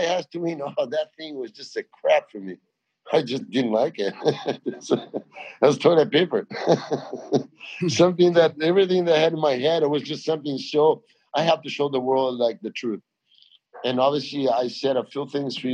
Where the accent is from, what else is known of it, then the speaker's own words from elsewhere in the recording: Brazil; English is a second language; moved away; also born or lived in Australia; I'm a guy from Brazil, but I learned English in Australia